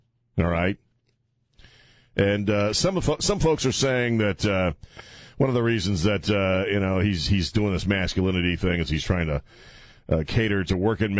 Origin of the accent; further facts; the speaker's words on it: Annapolis, Maryland, United States; I grew up in Maryland, which is a very liberal state. Grew up in Annapolis, Maryland